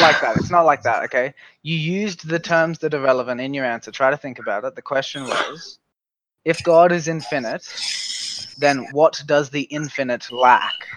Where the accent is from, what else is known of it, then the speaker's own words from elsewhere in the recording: Australia; I'm from Australia